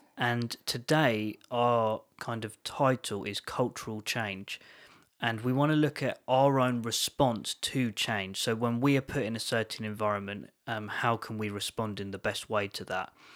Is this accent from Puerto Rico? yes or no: no; London, United Kingdom; moved away; I was born in, near London